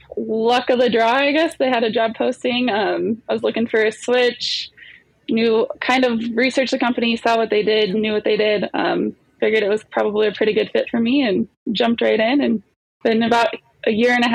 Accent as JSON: {"language": "English", "region": "Black Hills of South Dakota", "country": "United States", "tie": "born or raised there", "also_born_or_lived": "Colorado", "moved": "as an adult", "lives_now": "Utah, United States", "said": "I grew up in the Black Hills of South Dakota, lived there all through high school, graduated, moved to Colorado for college, eventually moved back to South Dakota. And then about 2 years ago, found myself making my way out to Utah with my husband and been here ever since."}